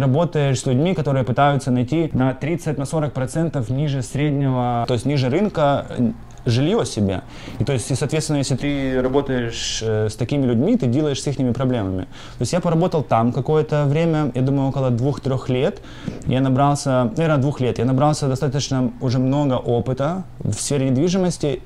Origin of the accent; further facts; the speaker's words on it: Sumy, Sumy Oblast, Ukraine; moved away as an adult; also born or lived in North Dakota / New Jersey / Pennsylvania; now in United States; Я родился в городе Сумы э, и жил там до 2008 года